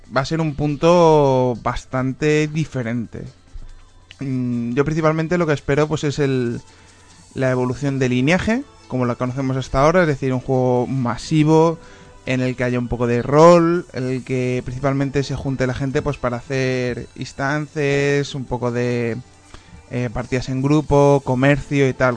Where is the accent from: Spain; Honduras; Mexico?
Spain; soy, soy español